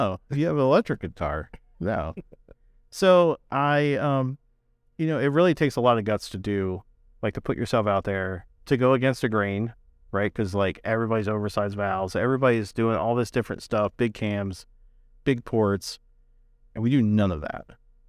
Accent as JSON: {"language": "English", "region": "Northeast", "country": "United States", "said": "You know, like I'm from the Northeast."}